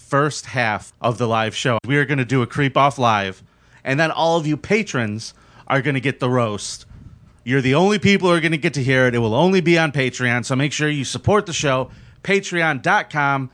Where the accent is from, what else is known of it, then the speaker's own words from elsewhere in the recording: United States; I'm an American